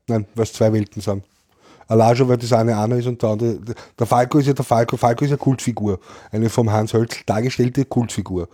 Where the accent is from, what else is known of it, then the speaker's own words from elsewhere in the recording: Vienna, Austria; bei uns in Österreich